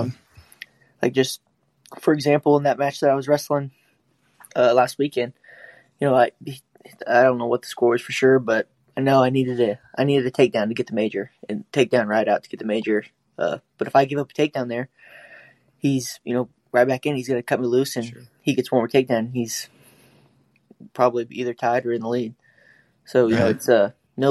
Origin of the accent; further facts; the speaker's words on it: Oklahoma, United States; growing up in Oklahoma